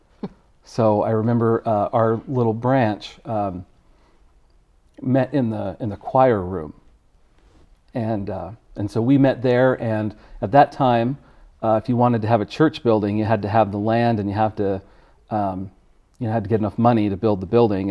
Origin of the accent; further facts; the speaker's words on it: Connecticut, United States; I was born in Connecticut